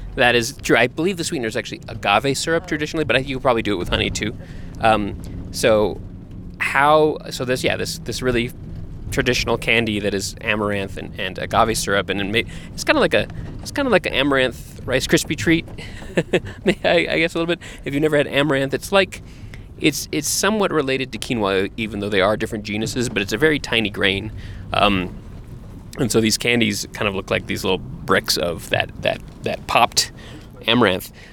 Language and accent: English; Texas, United States; we grew up in Texas